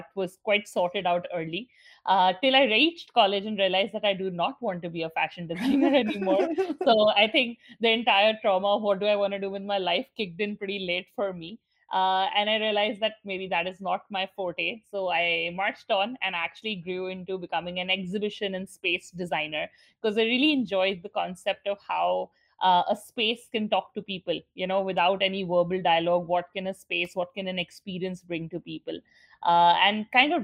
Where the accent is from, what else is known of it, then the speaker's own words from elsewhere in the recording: New Delhi, Delhi, India; moved away as an adult; now in Dubai, United Arab Emirates; I grew up in New Delhi, India